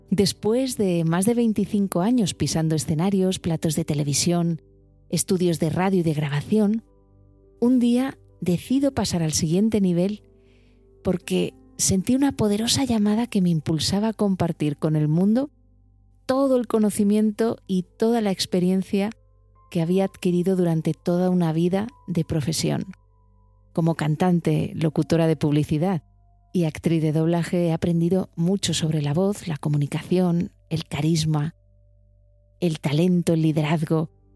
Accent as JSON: {"language": "Spanish", "town": "Alicante", "region": "Valencian Community", "country": "Spain", "also_born_or_lived": "Madrid", "moved": "as an adult", "said": "yo soy de Alicante"}